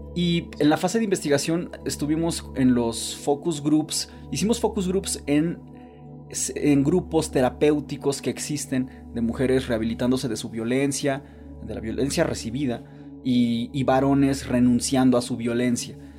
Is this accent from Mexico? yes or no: yes; Veracruz, Mexico; yo, por ejemplo, soy de Veracruz, que es un lugar muy alburero